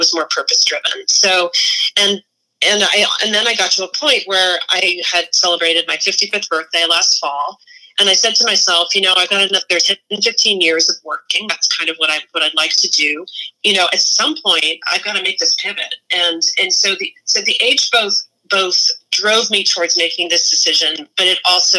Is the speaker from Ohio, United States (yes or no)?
no; Massachusetts, United States; I'm from Massachusetts, so I also have this weird Yankee thing